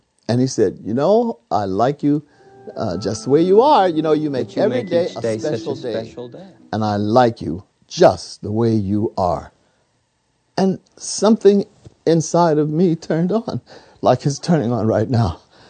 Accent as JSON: {"language": "English", "town": "Youngstown", "region": "Ohio", "country": "United States", "tie": "born or raised there", "said": "I'm a ghetto boy. I grew up in Youngstown, Ohio, the steel mill."}